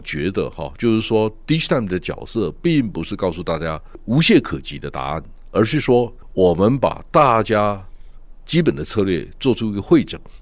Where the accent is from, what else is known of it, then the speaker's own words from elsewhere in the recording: Taiwan; 我们台湾人